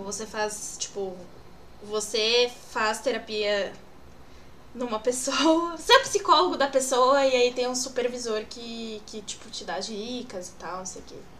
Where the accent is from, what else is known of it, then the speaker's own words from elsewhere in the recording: São Paulo, Brazil; Eu sou de São Paulo.